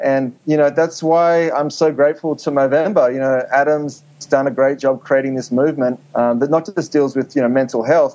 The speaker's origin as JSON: {"language": "English", "town": "Sydney", "region": "New South Wales", "country": "Australia", "tie": "born or raised there", "also_born_or_lived": "New York, United States", "moved": "as an adult", "lives_now": "Los Angeles, United States", "said": "I grew up in Sydney"}